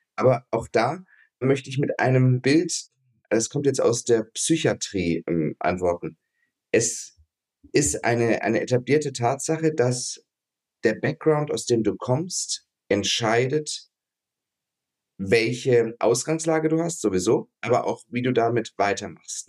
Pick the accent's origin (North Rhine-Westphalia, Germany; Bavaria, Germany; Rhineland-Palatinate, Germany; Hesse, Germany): Bavaria, Germany; Ansbach; also born or lived in Duisburg; ich bin geboren in Duisburg, weil mein Großvater da Gynäkologe war. Hm. Aufgewachsen hier in, in Franken, also bei Nürnberg, eine Stadt heißt Ansbach